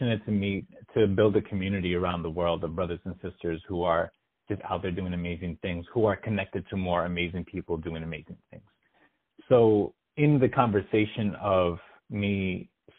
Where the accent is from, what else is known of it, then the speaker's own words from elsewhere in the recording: United States; as an American